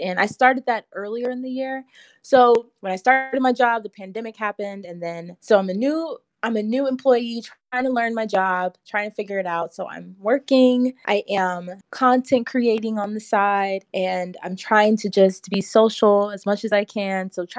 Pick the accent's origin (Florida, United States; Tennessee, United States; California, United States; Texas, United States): Texas, United States; Houston; I was born and raised in Houston, Texas. I'm a Texas girl.